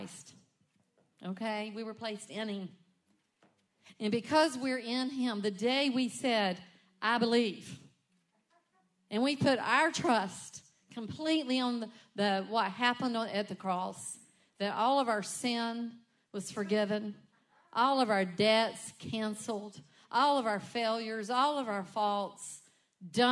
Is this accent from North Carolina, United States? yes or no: yes; Rockingham, North Carolina, United States; moved away as an adult; also born or lived in Charlotte; I was born and raised in Rockingham